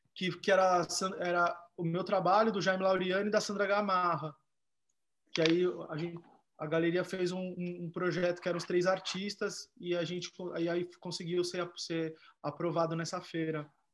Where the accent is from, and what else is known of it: Brazil; born or raised there